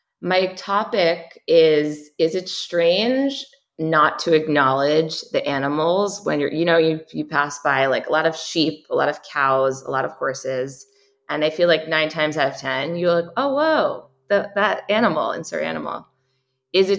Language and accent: English; New Jersey, United States; moved away as an adult; also born or lived in New York; now in Santa Monica, United States; I'm from New Jersey